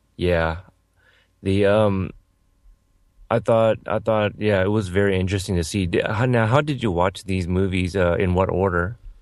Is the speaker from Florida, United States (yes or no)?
no; Texas, United States; I was born in Texas